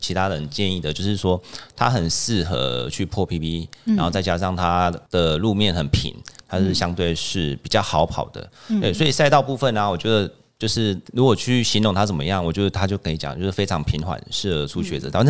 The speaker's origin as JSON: {"language": "Chinese", "region": "Taichung", "country": "Taiwan", "said": "因为我是台中人嘛"}